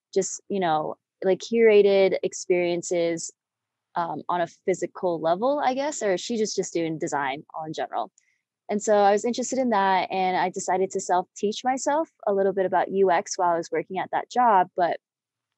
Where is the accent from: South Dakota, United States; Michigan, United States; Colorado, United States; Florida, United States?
Colorado, United States; Boulder, Broomfield area; also born or lived in Denver, Colorado; I'm from Denver, Colorado, born and raised around Boulder, Broomfield area